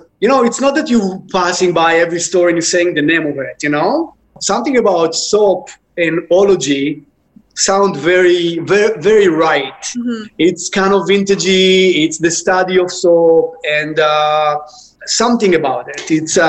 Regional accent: Israel; English is a second language; moved away as an adult; now in New York, United States; Okay, I came from Israel. In Israel, back 15 years ago, when did I open it? It was very popular to open skincare boutiques. And I thought that I can just do it nicer and better here in New York.

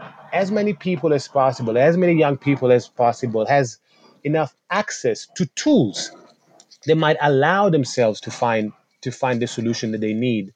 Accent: Italy; I was born in Italy. My mom is Italian and my dad was Senegalese Gambian. I grew up in a country where my body and my cultural background wasn't represented.

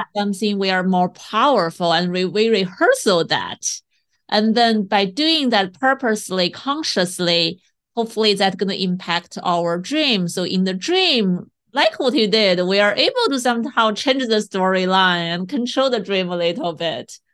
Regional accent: China; moved away; I grew up in China

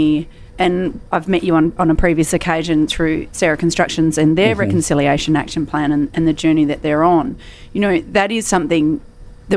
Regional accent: Australia; a non-Indigenous Australian

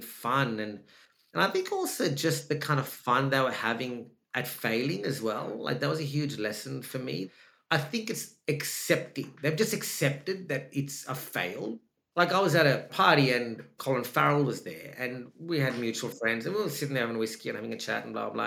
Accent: Australia; accent: Australian; also born or lived in Sri Lanka; if you hear my voice, I'm Australian. My voice is Australian

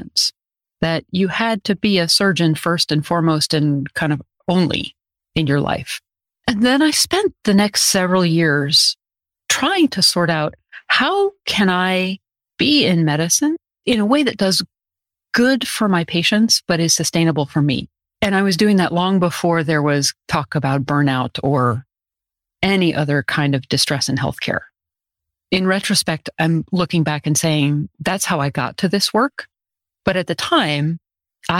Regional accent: Western Massachusetts, United States; I grew up in Massachusetts, out in Western Massachusetts

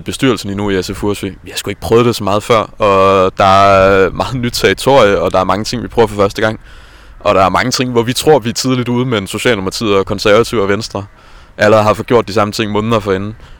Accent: Jonstrup, Capital Region of Denmark, Denmark; jeg kommer fra Jonstrup, som er en lidt mindre by uden for Værløs

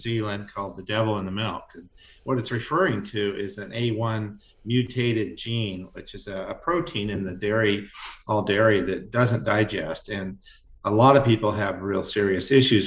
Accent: Northern coast of California, United States; I grew up in this region about 100 miles away

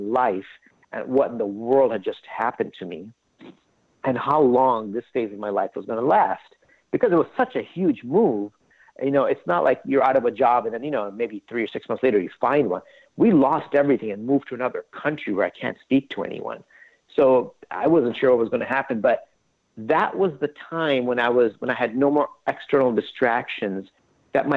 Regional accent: Southern California, United States; also born or lived in India; I grew up in Southern California. My parents migrated from India to LA in 1980. I was only seven

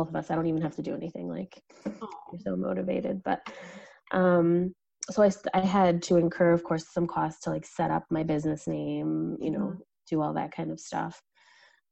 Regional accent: United States; I'm from the States

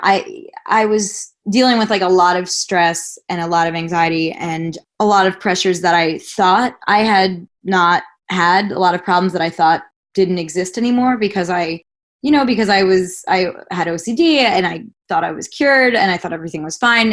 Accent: Long Island, New York, United States; a kid growing up in Long Island, New York

